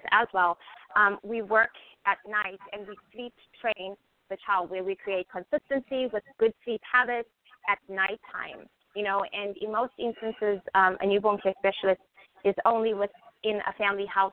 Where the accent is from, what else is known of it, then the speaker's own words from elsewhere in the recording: South Africa; moved away as an adult; now in United States; So I'm originally from South Africa, grew up in South Africa and was raised in South Africa.